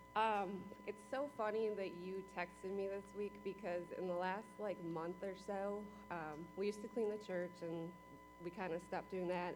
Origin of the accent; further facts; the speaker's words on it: Wisconsin, United States; moved away as an adult; now in Kentucky, United States; I'm from Wisconsin